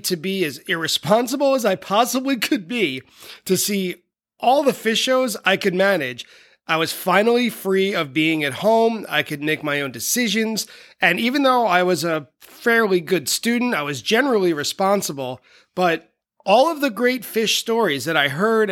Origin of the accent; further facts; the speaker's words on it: Long Island, New York, United States; moved away as an adult; also born or lived in Buffalo; I was from Long Island